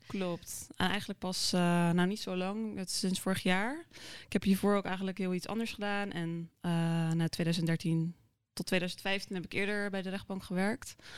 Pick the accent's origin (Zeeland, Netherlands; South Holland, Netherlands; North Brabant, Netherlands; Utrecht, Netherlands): South Holland, Netherlands; Krimpen aan den IJssel; also born or lived in South Korea; Opgegroeid in Krimpen IJssel. Dus gewoon een klein ja, dorp vlakbij Rotterdam.